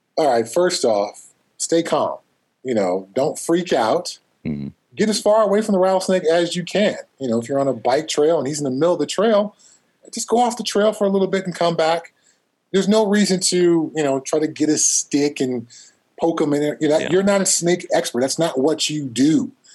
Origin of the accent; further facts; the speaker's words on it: Altadena, California, United States; where I grew up in Southern California, uh, Altadena, I usually say I'm from Pasadena